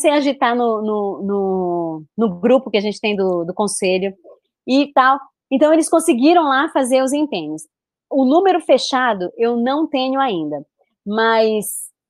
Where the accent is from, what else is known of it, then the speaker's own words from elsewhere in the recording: Belém, Pará, Brazil; de Belém, eu sou de Belém.